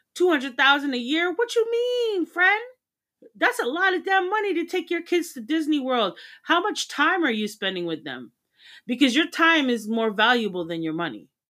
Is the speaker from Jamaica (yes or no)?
yes; Jamaica; I'm Jamaican